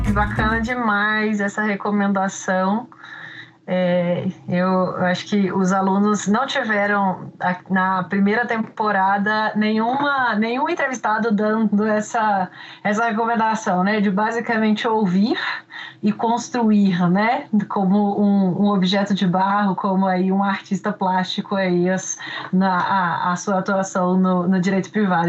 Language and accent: Portuguese; Minas Gerais, Brazil; accent: mineiro; meu sotaque mineiro fica ainda mais forte